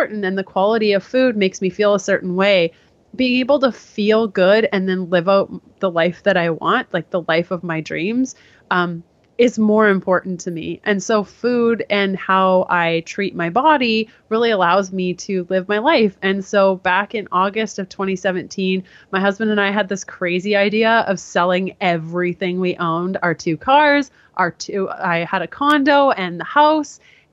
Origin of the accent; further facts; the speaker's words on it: Canada; I am Canadian, and I only say that now because I'm in the States currently